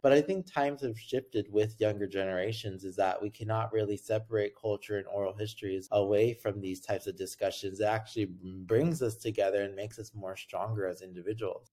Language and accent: English; Los Angeles, California, United States; I grew up in Los Angeles